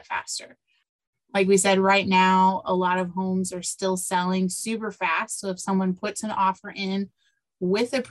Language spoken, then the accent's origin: English; Decatur, Illinois, United States; now in Champaign, United States; 45 minutes away in Decatur, where my hometown is